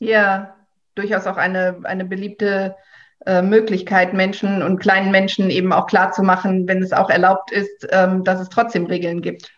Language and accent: German; Mönchengladbach, North Rhine-Westphalia, Germany; ich komme aus Odenkirchen, da war es früher so gewesen, dass tatsächlich die Kindertanzgruppen auch zu uns in die Aula kamen